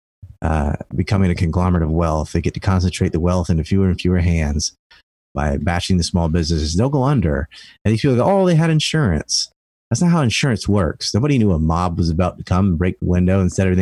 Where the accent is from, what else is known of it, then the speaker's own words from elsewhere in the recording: Cape Hatteras Island, North Carolina, United States; I'm from Cape Hatteras Island